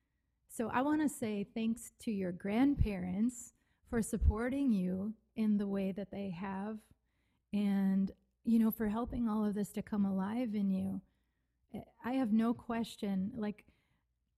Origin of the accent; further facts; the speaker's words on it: Wisconsin, United States; I'm from Wisconsin